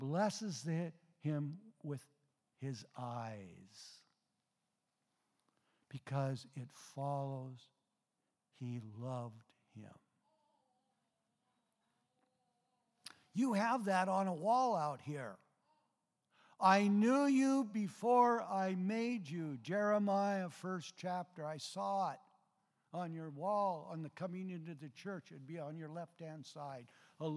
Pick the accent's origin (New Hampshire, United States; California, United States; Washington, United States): Washington, United States; Mount Vernon; I was born in Mount Vernon.